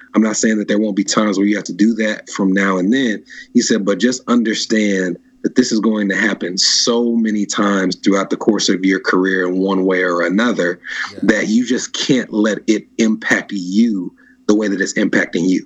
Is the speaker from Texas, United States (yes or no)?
no; Nashville, Tennessee, United States; I grew up in Nashville